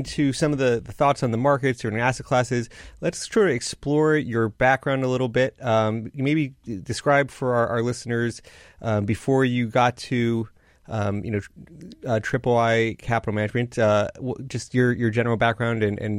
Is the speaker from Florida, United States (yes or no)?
yes; Boca Raton, Florida, United States; He's located in my hometown where I grew up in Boca Raton, Florida.